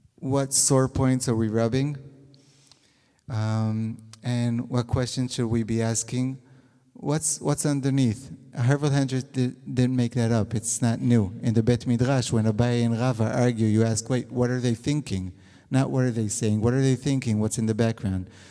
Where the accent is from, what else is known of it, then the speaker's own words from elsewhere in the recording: Israel; also born or lived in California, United States; I was born in California. I made Aliyah when I was six months old. I was a very young Zionist. um, and I grew up in Israel